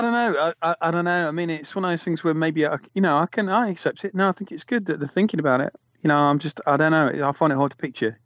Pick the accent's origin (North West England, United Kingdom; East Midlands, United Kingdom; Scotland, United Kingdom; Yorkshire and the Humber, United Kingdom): East Midlands, United Kingdom; Nottingham; I'm from Nottingham